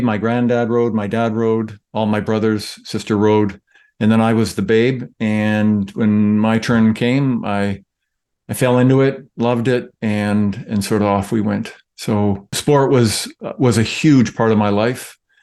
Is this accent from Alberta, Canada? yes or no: no; St. Catharines, Ontario, Canada; born or raised there